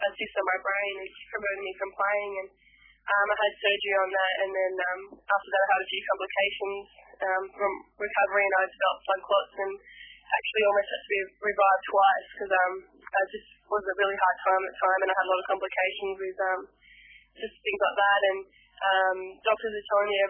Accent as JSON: {"language": "English", "region": "New South Wales", "country": "Australia", "tie": "born or raised there", "said": "I was brought up in the New South Wales area there"}